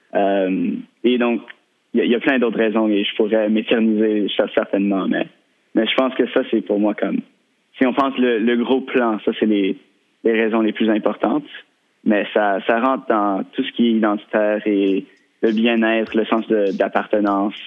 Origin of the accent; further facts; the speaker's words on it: Victoria, British Columbia, Canada; j'ai grandi à Victoria.